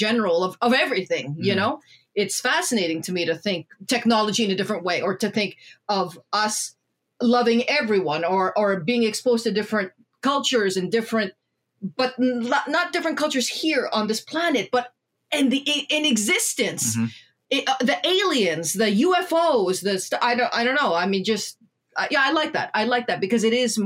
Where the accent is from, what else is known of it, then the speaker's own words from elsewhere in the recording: Canada; us as children of immigrant parents in Canada